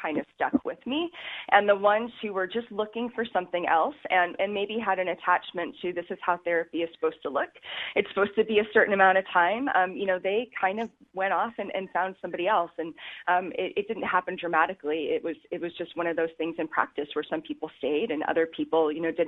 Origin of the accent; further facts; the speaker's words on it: Alaska, United States; moved away as an adult; now in Kauai, United States; Alaska contained me and was my home state for many, many, many years